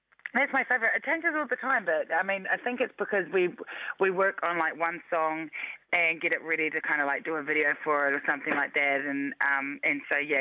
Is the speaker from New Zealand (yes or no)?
yes; Christchurch, Canterbury, New Zealand; I was born and raised in Christchurch